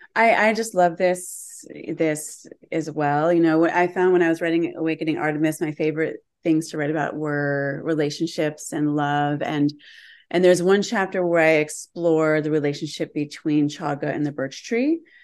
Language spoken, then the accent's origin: English; Western Massachusetts, United States; moved away as an adult; also born or lived in New York City; I grew up in Western Massachusetts and had a really deep relationship with land from the time I was a child